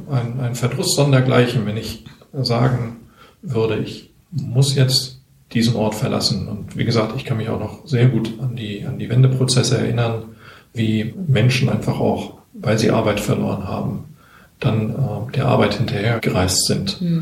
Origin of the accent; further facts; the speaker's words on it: East Germany, Germany; Wir als Ostdeutsche leben ja nicht nur im Osten. Wir sind ausgewandert, wir sind weggezogen, wir haben die Welt erobert.